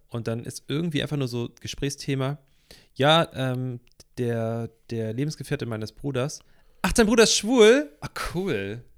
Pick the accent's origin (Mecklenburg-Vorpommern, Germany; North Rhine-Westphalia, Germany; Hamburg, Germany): Hamburg, Germany; ich komme aus Hamburg, ne? Hamburg ist eine kunterbunte Stadt schon immer gewesen, so wurde ich erzogen